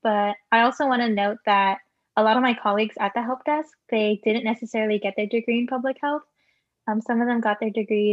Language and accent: English; Bay Area, California, United States; I am a second generation Filipino American born and raised in the Bay Area.